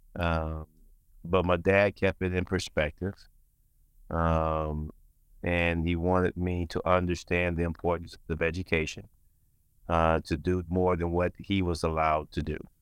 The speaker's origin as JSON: {"language": "English", "town": "Saginaw", "region": "Michigan", "country": "United States", "tie": "born or raised there", "also_born_or_lived": "Albion, Michigan", "said": "growing up in Saginaw, I'm son, I'm, I'm a son of a preacher"}